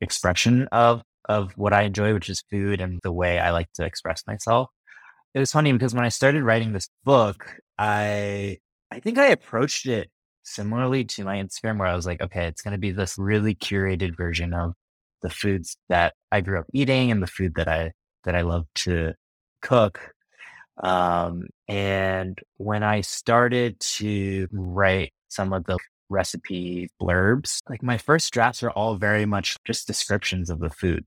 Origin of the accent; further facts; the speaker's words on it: Midwest, United States; my family and growing up in the Midwest